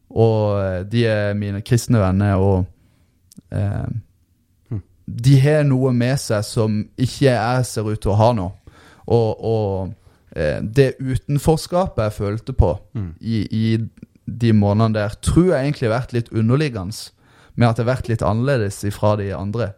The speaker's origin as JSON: {"language": "Norwegian", "town": "Lyngdal", "region": "Agder", "country": "Norway", "tie": "born or raised there", "said": "jeg vokste opp i Lyngdal"}